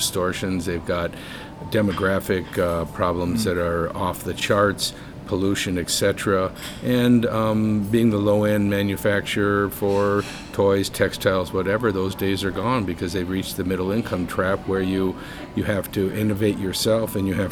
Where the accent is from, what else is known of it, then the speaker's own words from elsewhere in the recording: United States; now in China; as an American